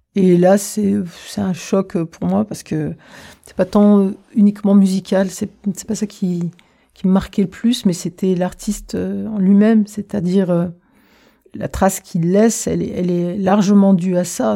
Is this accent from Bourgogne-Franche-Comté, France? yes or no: no; Reims, Grand Est, France; moved away as an adult; also born or lived in Algeria / Paris; j'ai grandi à Reims où j'ai fait toutes mes études en fait jusqu'à l'université